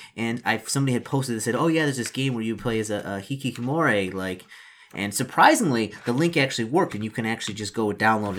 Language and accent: English; Detroit, Michigan, United States; moved away; since I'm originally from Detroit, and I know the area